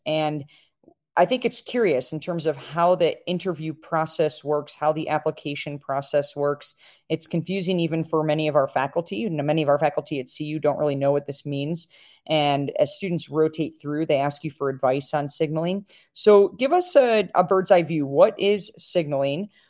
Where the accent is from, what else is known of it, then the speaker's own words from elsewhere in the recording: Chicago, Illinois, United States; now in Colorado, United States; my hometown, Chicago